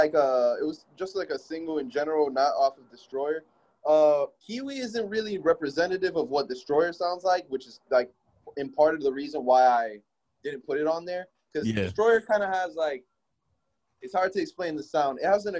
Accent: Miami, Florida, United States; Yeah, I grew up in Miami, Florida. Cuban and Puerto Rican background. I lived here my whole life, really. I never really moved around like out of this area, so I've always lived in like Miami, specifically like Hialeah, Miami Gardens area of Florida.

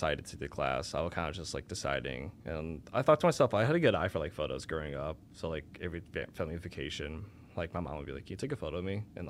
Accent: Elgin, Illinois, United States; also born or lived in Chicago; grew up my whole life in Elgin. Never moved.

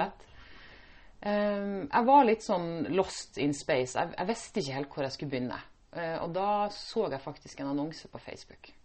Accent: Indre Troms, Norway; moved away as an adult; now in Stavanger, Norway; jeg er opprinnelig fra Indre Troms. Mm. Langt opp i nord.

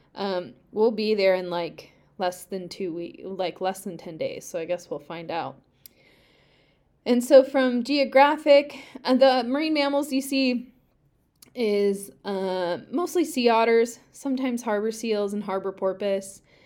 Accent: Pacific Northwest, United States; I grew up in the Pacific Northwest

